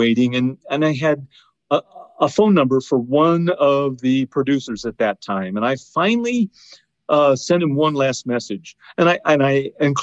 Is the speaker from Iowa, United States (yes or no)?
yes; Iowa, United States; moved away as an adult; now in Indiana, United States; I spent most of my life in Iowa along the Mississippi River